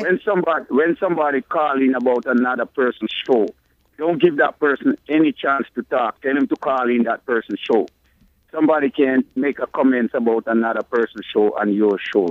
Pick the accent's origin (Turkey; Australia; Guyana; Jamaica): Jamaica; now in Connecticut, United States; growing up in Jamaica